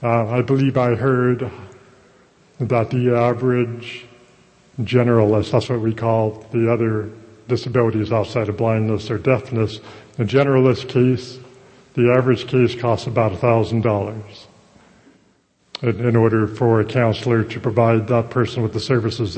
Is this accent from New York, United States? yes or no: no; Ventura, Santa Barbara area, California, United States; moved away as an adult; also born or lived in Fremont / Oxnard; now in Los Angeles, United States; I'm from the Ventura, Santa Barbara area